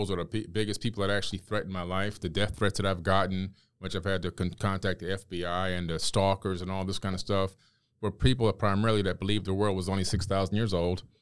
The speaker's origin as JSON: {"language": "English", "town": "Miami", "region": "Florida", "country": "United States", "tie": "born or raised there", "also_born_or_lived": "New York City", "said": "moved to Miami, Florida when I was uh, a kid. So when I was seven years old, I'm living in, in uh, Miami."}